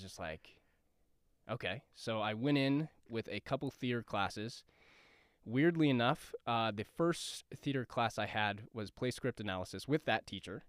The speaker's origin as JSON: {"language": "English", "town": "Denver", "region": "Colorado", "country": "United States", "tie": "born or raised there", "moved": "as an adult", "lives_now": "Los Angeles, United States", "said": "I am originally from Southwest Denver. Uh, I grew up in Bear Valley, and I, uh, I graduated from John F. Kennedy High School"}